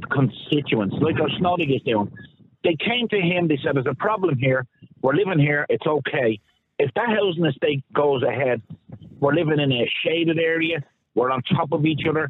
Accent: Dublin, Leinster, Ireland; also born or lived in Leixlip; now in Blanchardstown, Ireland; I come from a social housing estate when I grew up in Ballyferma

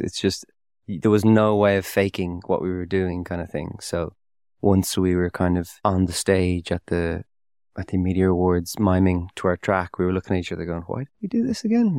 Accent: Dún Laoghaire, Leinster, Ireland; I grew up with around the Dunleary area

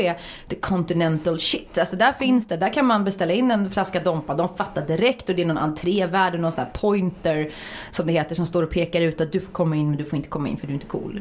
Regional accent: Uddevalla, Västra Götaland, Sweden; moved away; jag är från Uddevalla från början

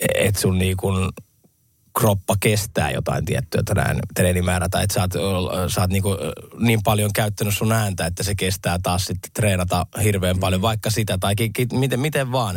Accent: Lahti, Päijät-Häme, Finland; mä oon lahtelainen, mulla on skidejä

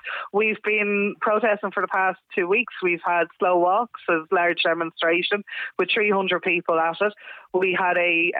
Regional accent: Kill, Leinster, Ireland; Well, we're from Kill, County Kildare

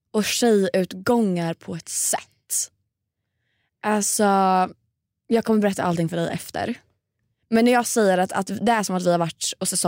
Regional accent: Stockholm, Stockholm County, Sweden; Jag har varit hemma i Stockholm hela helgen.

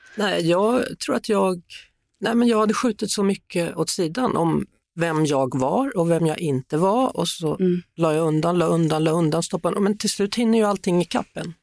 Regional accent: Skövde, Västra Götaland, Sweden; Jag kommer från Skövde och där skulle man ha dobberjeans med indianer

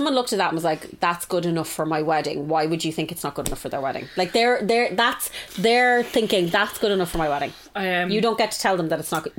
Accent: Ireland; I'm the Irish one.

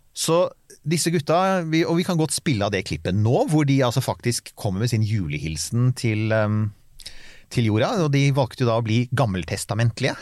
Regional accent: Bærum, Akershus, Norway; jeg er fra Bærum

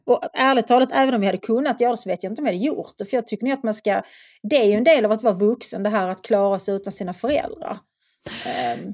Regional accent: Svedala, Skåne, Sweden; moved away as an adult; flytta från Svedala där jag växte upp

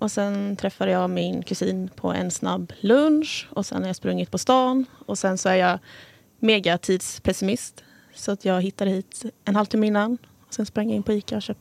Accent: Nässjö, Jönköping County, Sweden

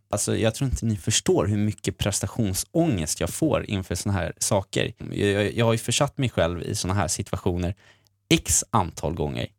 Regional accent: Sweden; jag är också från Sverige

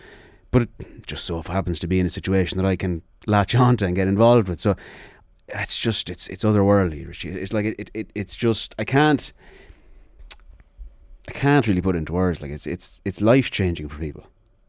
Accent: Sligo, Connacht, Ireland; because I'm obviously from Sligo

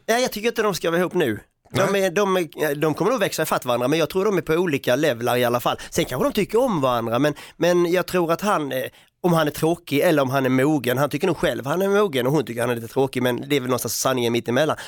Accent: Sweden; man får som svensk

